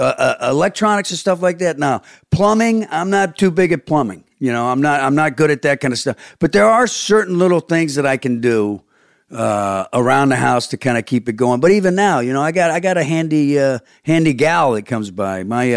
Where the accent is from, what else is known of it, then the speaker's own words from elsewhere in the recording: the South, United States; I'm from the South.